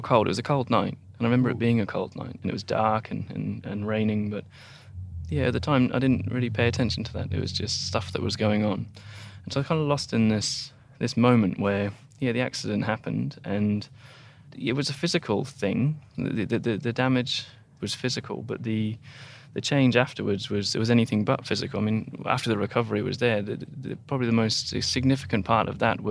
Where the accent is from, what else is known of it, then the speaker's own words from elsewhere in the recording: Taunton, South West England, United Kingdom; moved away as an adult; now in Australia; where I grew up